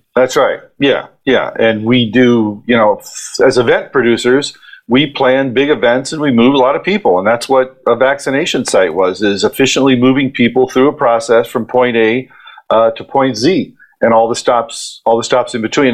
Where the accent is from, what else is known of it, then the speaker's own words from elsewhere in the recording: Ohio, United States; moved away as an adult; now in New York, United States; I'm from Ohio, and I I came to New York to follow my dream